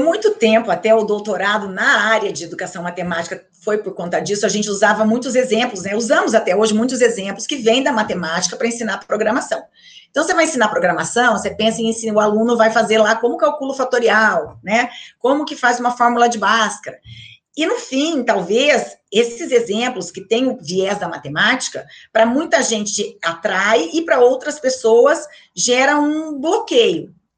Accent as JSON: {"language": "Portuguese", "town": "Maringá", "region": "Paraná", "country": "Brazil", "tie": "born or raised there", "said": "eu sou de Maringá, né, então fazia colégio em Maringá"}